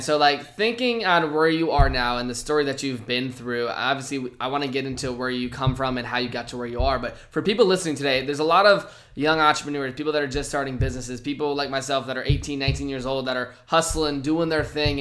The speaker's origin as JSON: {"language": "English", "region": "Virginia", "country": "United States", "tie": "born or raised there", "said": "I grew up in Virginia"}